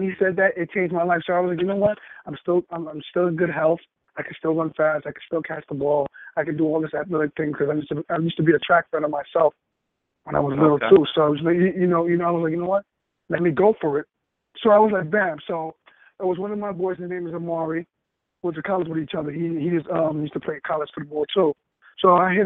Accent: New York City, New York, United States; I'm from New York City, from Harlem, New York.

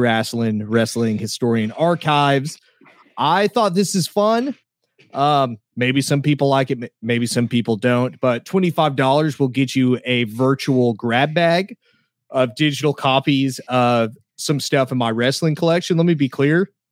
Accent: Oklahoma, United States; accent: southern

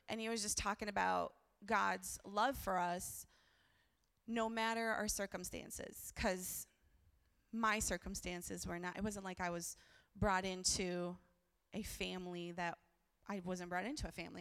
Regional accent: Brazil; I was born in Brazil

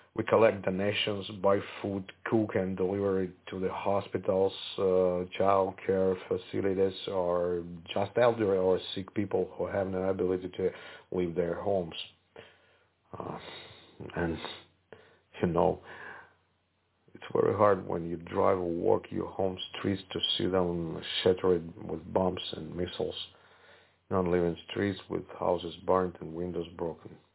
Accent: Kharkiv, Kharkiv Oblast, Ukraine; my hometown Kharkiv, where I stayed

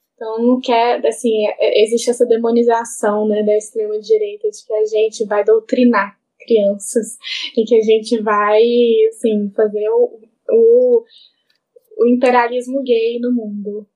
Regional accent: Brazil; enquanto brasileiro

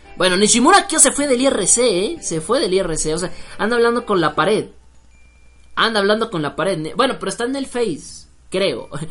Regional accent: Mexico; soy mexicano

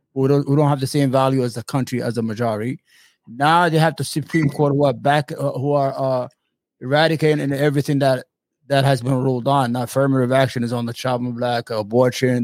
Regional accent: New York City, New York, United States; I'm from Brooklyn.

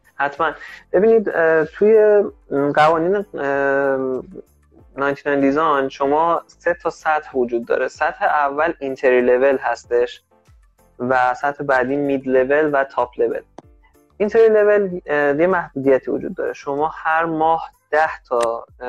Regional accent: Iran; ما که ایرانی هستیم

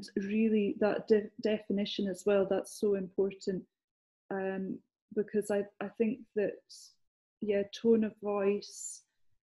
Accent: Scotland, United Kingdom; accent: Scottish; moved away; I'm Scottish. And a lot of the time people will say, well, do you work down here? Because I haven't lost my accent

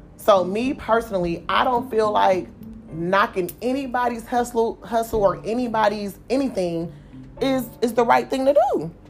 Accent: Oakland, California, United States; I'm from Oakland

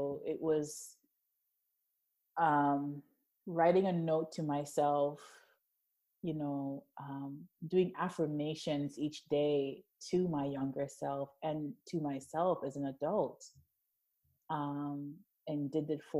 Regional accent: New York City, New York, United States; also born or lived in Jamaica; I'm from Jamaica originally, was born there, raised mostly in Brooklyn

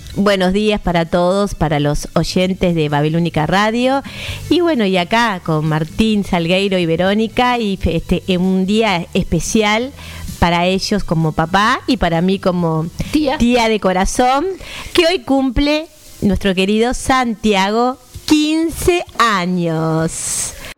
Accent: Canelones, Uruguay; No sos canaria como yo, no te comes las S

